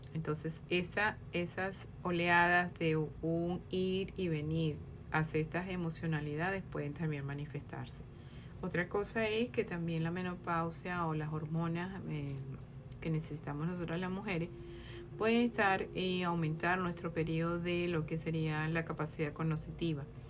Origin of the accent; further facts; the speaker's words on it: Venezuela; soy médico venezolana